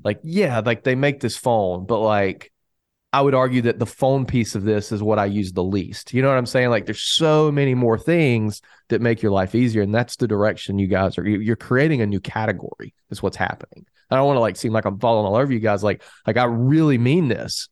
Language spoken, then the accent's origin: English; the South, United States; I'm from the South